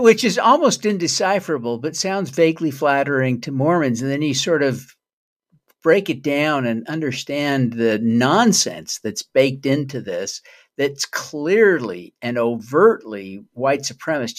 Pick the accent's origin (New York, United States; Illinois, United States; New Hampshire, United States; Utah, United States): Utah, United States; I was raised in Utah